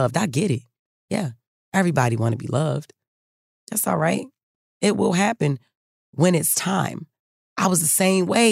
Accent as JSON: {"language": "English", "town": "Baltimore", "region": "Maryland", "country": "United States", "said": "I'm from Baltimore"}